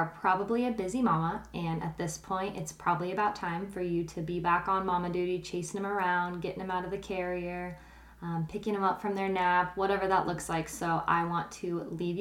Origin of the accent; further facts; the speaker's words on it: Kearney, Nebraska, United States; also born or lived in Ravenna, Nebraska; growing up in Nebraska